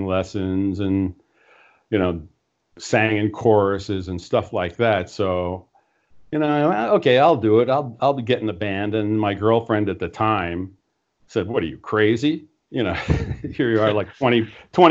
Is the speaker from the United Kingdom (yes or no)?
no; Puerto Rico; growing up in Puerto Rico is kind of interesting